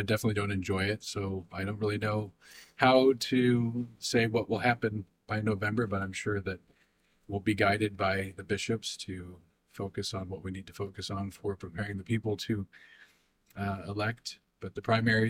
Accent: United States; as American people

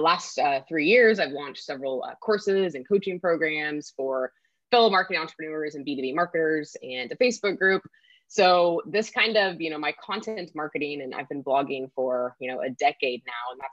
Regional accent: Kansas, United States; moved away as an adult; also born or lived in Sacramento area, California; now in Sacramento, United States; I'm a Kansas girl. So born and raised in Kansas

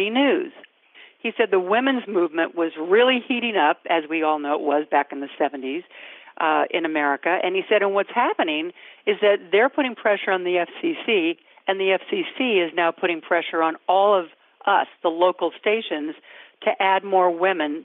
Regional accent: Sacramento, California, United States; I grew up in Northern California, in Sacramento

